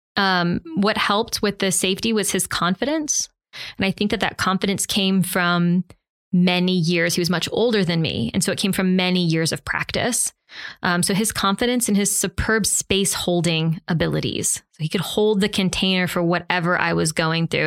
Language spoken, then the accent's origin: English; the South, United States; I'm from the South